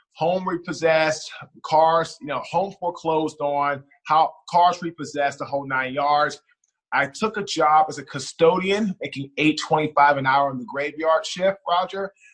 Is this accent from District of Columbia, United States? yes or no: yes; Washington, District of Columbia, United States; also born or lived in Baltimore; now in Raleigh, United States; I'm originally from Washington D.C. I currently live right now in Raleigh, North Carolina